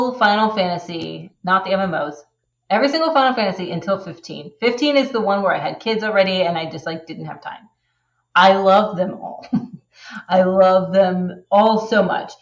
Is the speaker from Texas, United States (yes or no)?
yes; Texas, United States; moved away as an adult; now in Canada; I'm originally from Texas.